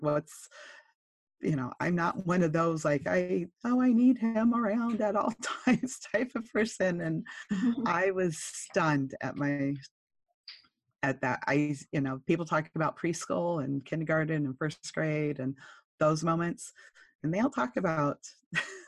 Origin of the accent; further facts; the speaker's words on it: California, United States; accent: Californian; I'm from California